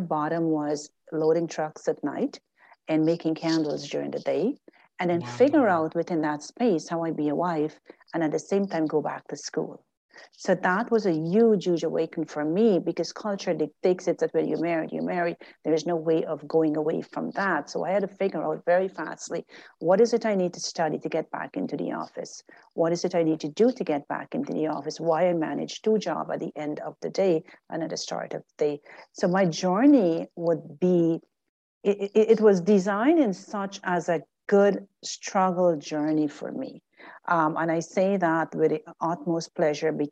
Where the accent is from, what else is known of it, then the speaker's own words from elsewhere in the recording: Guyana; now in Canada; I'm still a Guyanese at heart.